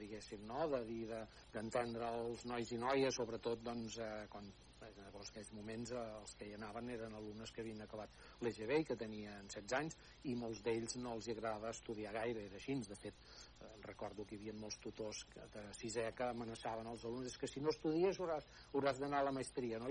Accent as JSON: {"language": "Catalan", "town": "El Pont de Vilomara", "region": "Catalonia", "country": "Spain", "tie": "born or raised there", "also_born_or_lived": "Barcelona", "said": "néixer a la cartera del Pont de Vilomara, que és on segueixo, on segueixo vivint"}